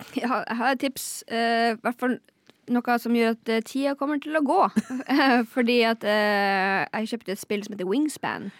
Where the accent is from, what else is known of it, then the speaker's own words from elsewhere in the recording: Lakselv, Finnmark, Norway; er fra Lakselv i Finnmark